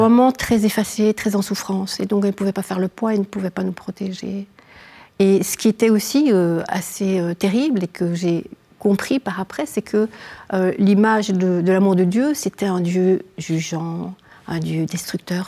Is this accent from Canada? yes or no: no; Namur, Wallonia, Belgium; je viens de, Belgique, hein, euh, de, la province de Namur, d'une petite ville qui s'appelle Namur